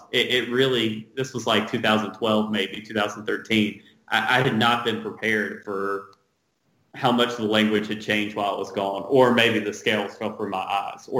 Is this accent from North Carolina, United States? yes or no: yes; North Carolina, United States; now in Los Angeles, United States; I grew up in North Carolina in a small town.